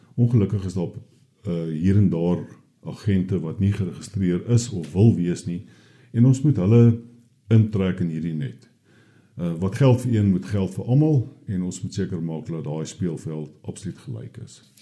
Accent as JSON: {"language": "Afrikaans", "country": "South Africa", "said": "ons as Suid-Afrikaners"}